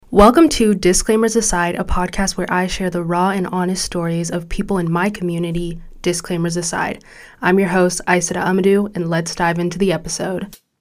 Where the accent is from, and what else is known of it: Orange County, California, United States; born or raised there; also born or lived in Chicago suburbs, Illinois / Mauritania (ancestry)